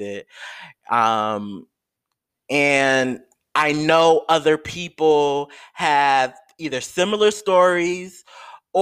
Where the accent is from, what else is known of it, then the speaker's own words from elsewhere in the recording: New York, United States; I live in New York, y'all. I'm a New Yorker